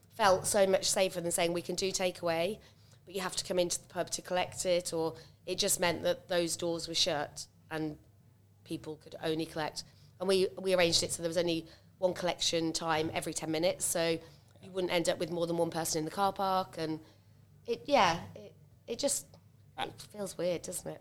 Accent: Cambridge, East of England, United Kingdom; also born or lived in Stamford; now in Uffington, United Kingdom; originally, I'm a nurse from Cambridge.

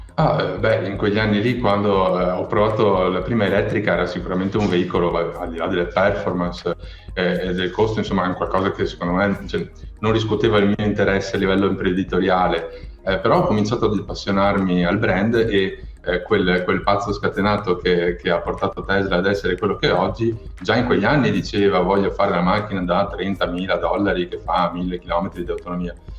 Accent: province of Venice, Veneto, Italy; io sono cresciuto in una famiglia di imprenditori eh, dell'auto. Eh, sono stato la terza generazione a mandare avanti una concessionaria in provincia di Venezia

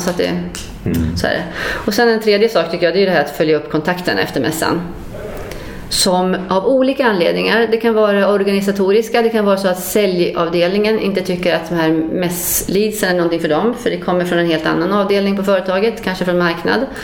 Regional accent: Luleå, Norrbotten County, Sweden; moved away; Jag är från Luleå från början

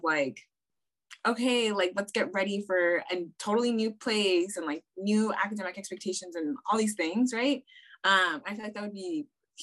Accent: South Pasadena, California, United States; I grew up in South Pass. So my parents moved to South Pasadena specifically for the school district.

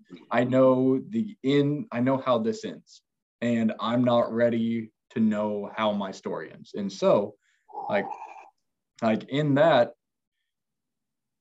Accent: Neodesha, Kansas, United States; moved away; my hometown is 2,000 people

